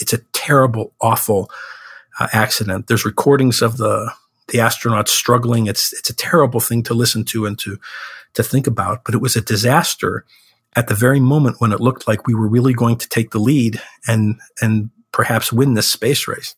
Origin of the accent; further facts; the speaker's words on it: Chicago, Illinois, United States; Chicago, which is my hometown